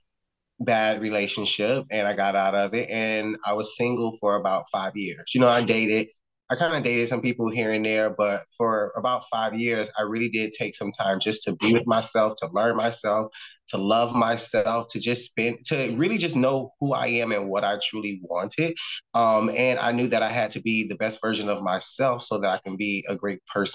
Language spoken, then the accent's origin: English; Miami, Florida, United States; moved away as an adult; also born or lived in New York; my hometown